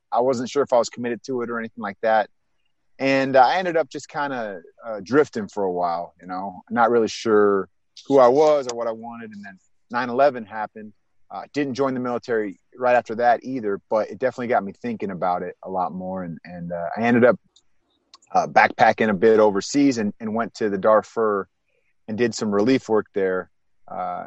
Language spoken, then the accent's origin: English; Bay Area, California, United States; moved away as an adult; also born or lived in San Diego / Los Angeles; I was from the Bay Area, grew up there